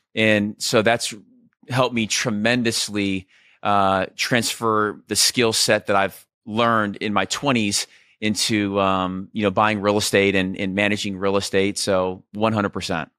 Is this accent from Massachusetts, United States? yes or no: no; Scottsdale, Arizona, United States; also born or lived in Southern California; I was about ten years old, my parents split. Uh, I moved from Southern California to Scottsdale